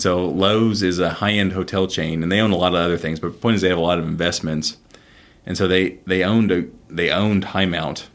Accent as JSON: {"language": "English", "town": "Houston", "region": "Texas", "country": "United States", "tie": "born or raised there", "said": "I was raised here in Houston"}